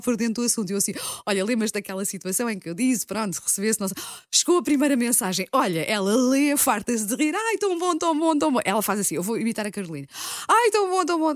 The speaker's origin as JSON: {"language": "Portuguese", "area": "Margem Sul", "region": "Lisbon", "country": "Portugal", "said": "eu sou da Margem Sul"}